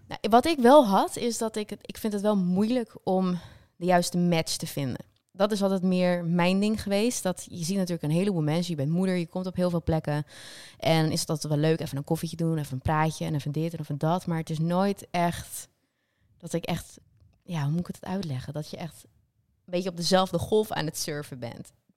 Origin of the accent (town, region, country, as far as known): North Holland, Netherlands; moved away; also born or lived in south of the Netherlands